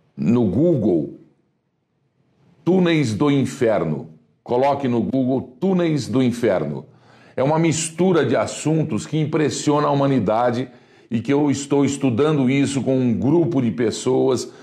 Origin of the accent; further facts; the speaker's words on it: Brazil; eu sou brasileiro